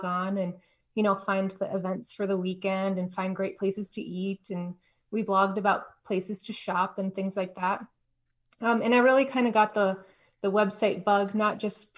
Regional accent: Baker, Montana, United States; now in Missoula, United States; I'm originally from Baker, Montana, which is a tiny little town in the southeast corner of the state

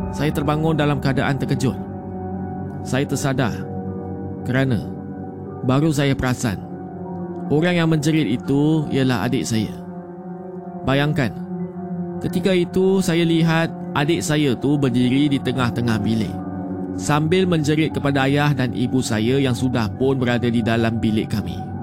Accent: Terengganu, Malaysia; Saya berasal dari Terengganu.

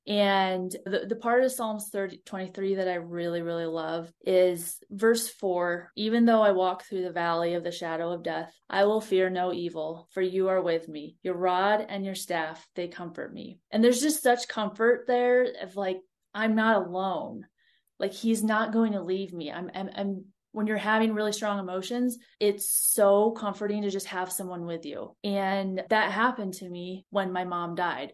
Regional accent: Ohio, United States; moved away as an adult; also born or lived in Montana; I grew up in Ohio, like flat Ohio

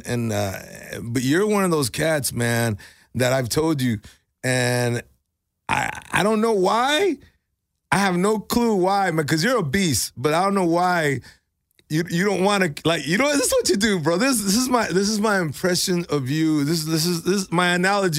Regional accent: Mexico; now in United States; I'm Mexican

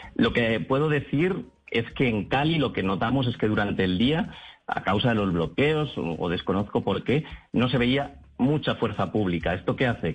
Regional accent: Catalonia, Spain; yo soy de Cataluña

